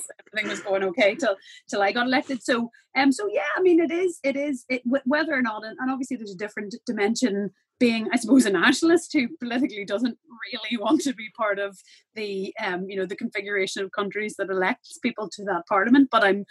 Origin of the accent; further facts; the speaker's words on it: Northern Ireland, United Kingdom; I grew up in, born in the Republic of Ireland, but I grew up in Northern Ireland. There's big aspects of the UK and Britain that are a big part of my identity